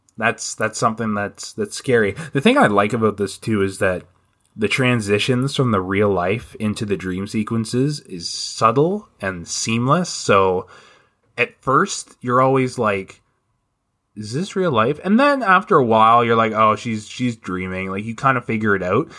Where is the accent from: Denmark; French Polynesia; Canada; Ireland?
Canada; I am a Canadian